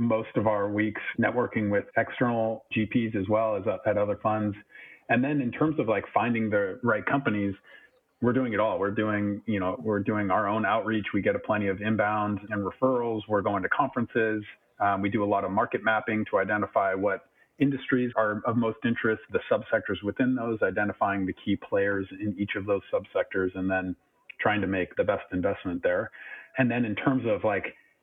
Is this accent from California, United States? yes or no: yes; California, United States; moved away as an adult; now in Europe; I'm from California, born and raised. I've been out there my whole life.